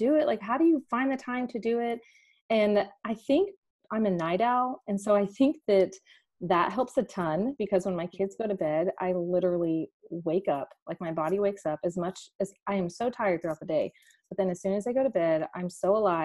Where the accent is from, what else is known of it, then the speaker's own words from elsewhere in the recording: Dallas, Texas, United States; we are from Dallas, Texas, a suburb north of Dallas